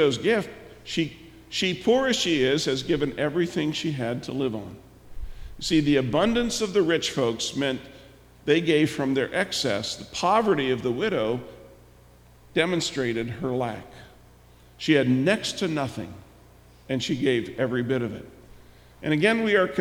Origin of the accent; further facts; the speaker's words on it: United States; us as American Christians